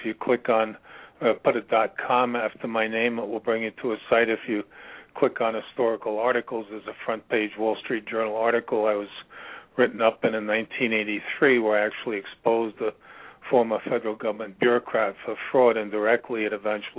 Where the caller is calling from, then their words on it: Virginia, United States; I'm calling from Virginia.